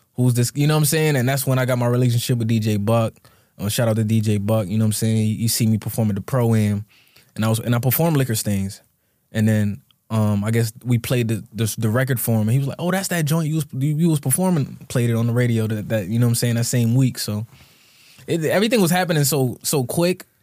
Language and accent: English; Bloomfield, Connecticut, United States; I grew up in Bloomfield, Connecticut, so shout out to Bloomfield.